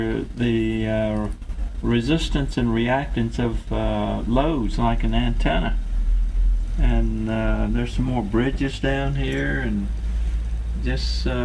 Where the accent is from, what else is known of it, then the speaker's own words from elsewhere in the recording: the Mississippi Delta, United States; Born on Highway 61, too.